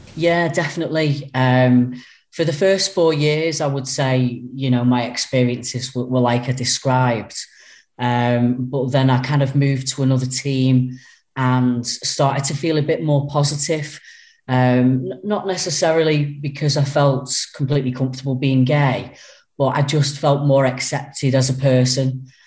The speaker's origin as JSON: {"language": "English", "town": "Runcorn", "region": "North West England", "country": "United Kingdom", "tie": "born or raised there", "said": "I was born and brought up in Runcorn."}